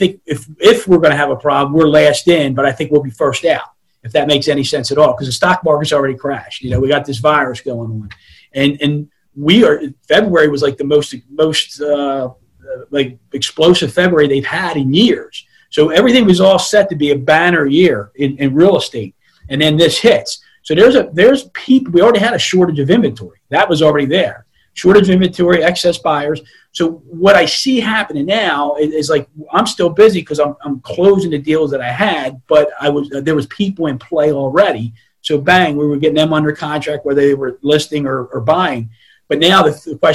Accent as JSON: {"language": "English", "town": "Baltimore", "region": "Maryland", "country": "United States", "tie": "born or raised there", "also_born_or_lived": "Florida", "said": "I'm originally from Northeast Baltimore City. Grew up one of 7 kids in a 745 square foot house"}